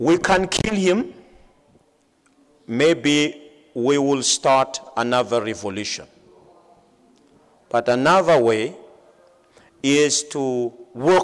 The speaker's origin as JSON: {"language": "English", "country": "Madagascar", "said": "I am from Madagascar."}